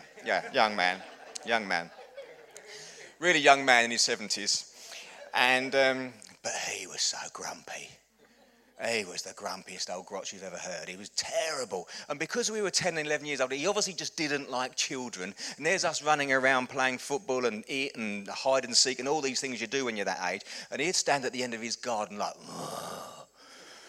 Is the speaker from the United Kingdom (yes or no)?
yes; Chelmsford, East of England, United Kingdom; when I was growing up, I grew up in Chelmsford. It's about half an hour up the road